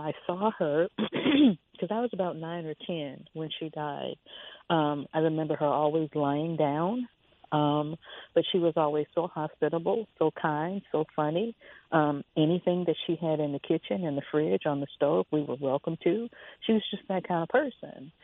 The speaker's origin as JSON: {"language": "English", "town": "Chicago", "region": "Illinois", "country": "United States", "said": "I am from Chicago"}